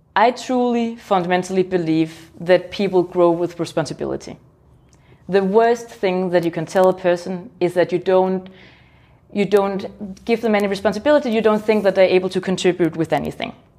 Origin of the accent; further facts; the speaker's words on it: Denmark; I'm from Denmark